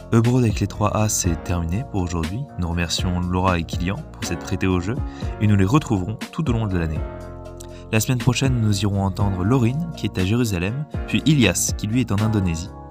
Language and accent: French; Paris, Île-de-France, France; moved away as an adult; en tant que Parisien euh, depuis ma plus tendre enfance